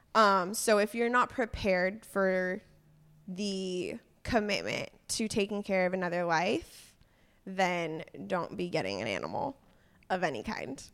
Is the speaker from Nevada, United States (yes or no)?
no; Agoura Hills, California, United States; now in Portland, United States; I grew up in California, in Agora Hills. It's a small, uh, suburb of L